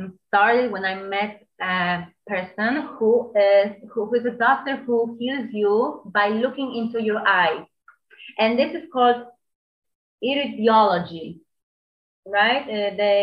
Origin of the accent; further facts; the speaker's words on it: Poland; moved away as an adult; also born or lived in New York; I'm from Poland. Now I'm 29, and I left Poland when I was 18, and I spent in New York 9 years.